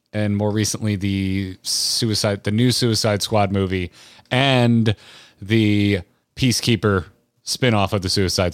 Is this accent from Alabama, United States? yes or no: no; Florida, United States; I grew up in Florida, dude. I lived on a river.